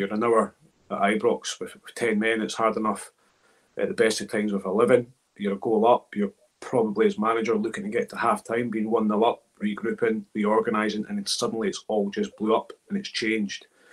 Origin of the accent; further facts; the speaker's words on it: Scotland, United Kingdom; I grew up in Scotland